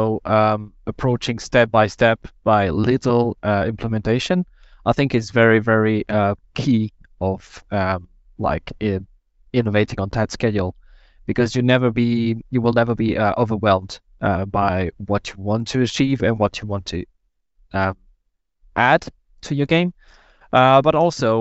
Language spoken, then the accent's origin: English; France; moved away as an adult; now in Berlin, Germany; I come from France. I live in Berlin for 2 years